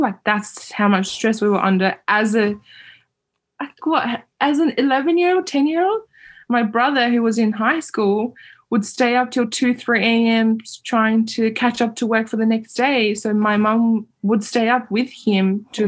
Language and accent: English; East Turkestan, Xinjiang, China; English is a second language; now in Australia; I'm half Uzbek, half Uyghur. Growing up in East Turkestan, occupied East Turkestan under CCP education.